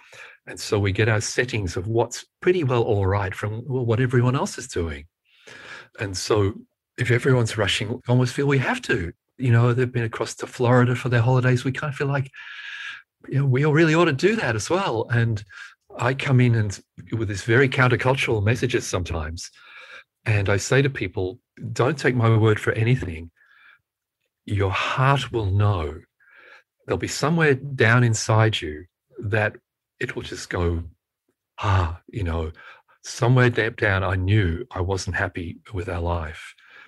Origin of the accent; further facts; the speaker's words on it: United Kingdom; born there; And I was born in Britain, in the UK